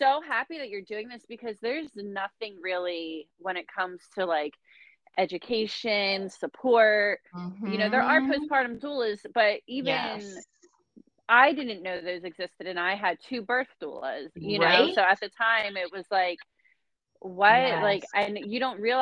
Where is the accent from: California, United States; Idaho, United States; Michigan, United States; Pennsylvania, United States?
Pennsylvania, United States; Philadelphia; moved away; also born or lived in North Jersey / South Jersey / Las Vegas / Texas; I'm from Philly